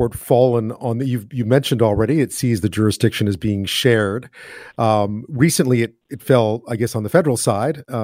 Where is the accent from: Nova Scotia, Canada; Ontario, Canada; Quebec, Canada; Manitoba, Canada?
Quebec, Canada; moved away; I grew up in Quebec